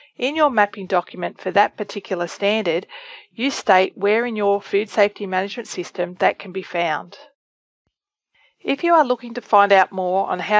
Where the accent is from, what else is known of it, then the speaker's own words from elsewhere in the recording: Australia; moved away; from my home country of Australia